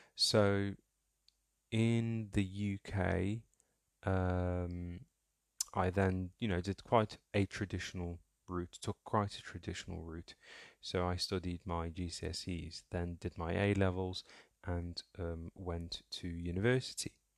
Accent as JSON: {"language": "English", "region": "Somaliland", "country": "Somalia", "tie": "born or raised there", "said": "I was born in Africa, in, uh, the Horn of Africa, East Africa to be specific, um, in a small country called Somaliland, um, and specifically towards the border with Ethiopia."}